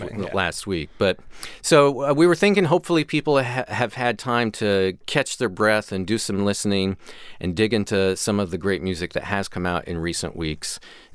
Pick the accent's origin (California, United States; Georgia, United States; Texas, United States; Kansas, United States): Kansas, United States; I grew up in Kansas, and every year around this time, the farmers burn all their fields.